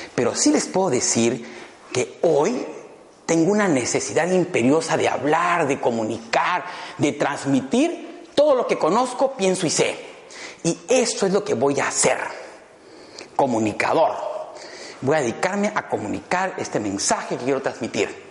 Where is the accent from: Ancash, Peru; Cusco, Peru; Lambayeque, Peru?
Cusco, Peru; also born or lived in Madrid, Spain; now in Lima, Peru; Yo soy peruano, cusqueño